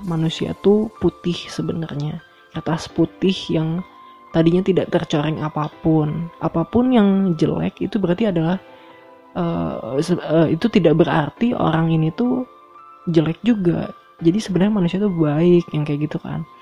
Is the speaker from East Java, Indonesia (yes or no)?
no; Bandung, West Java, Indonesia; now in Solo, Indonesia; gue datang dari Bandung gue pindah ke Solo